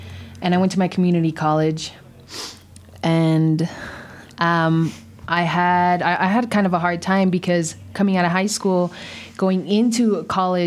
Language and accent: English; Douglas, Arizona, United States; moved away as an adult; I'm from Douglas, Arizona